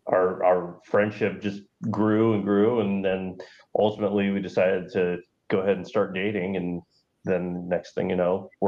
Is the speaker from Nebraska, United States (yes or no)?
yes; McCook, Nebraska, United States; moved away as an adult; now in Lincoln, United States; So I grew up in McCook, and I moved here in 2007.